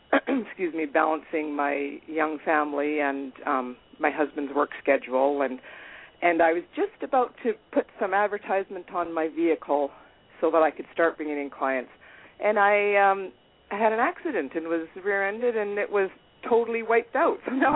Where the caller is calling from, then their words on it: Castlegar, British Columbia, Canada; accent: American; also born or lived in Vancouver; I'm calling from British Columbia in Canada.